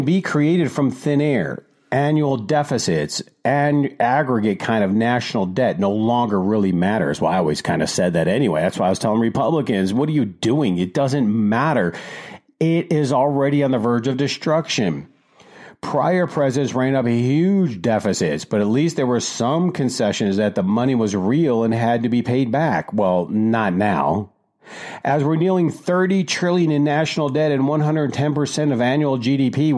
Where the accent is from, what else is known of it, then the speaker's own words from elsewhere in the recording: Detroit, Michigan, United States; moved away; I grew up in Detroit